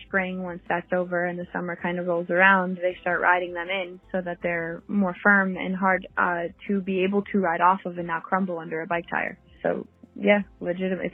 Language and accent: English; Oxford, Connecticut, United States; now in Bohemia, United States; I am originally from Oxford, Connecticut, which is super small, but I live in Long Island now, in Bohemia, Long Island, New York